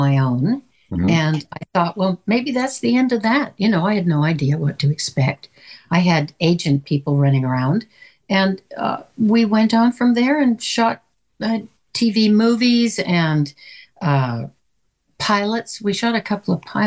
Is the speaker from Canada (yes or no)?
yes; the Midwest in Canada, the Prairies, Canada; moved away; I'm from the Midwest in Canada